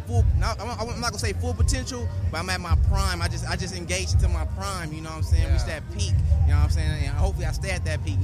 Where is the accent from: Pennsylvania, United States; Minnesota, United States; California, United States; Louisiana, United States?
California, United States; Oakland; I'm from Oakland, California